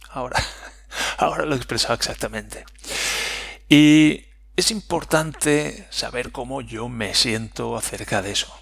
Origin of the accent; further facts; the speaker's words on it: Spain; Nosotros somos españoles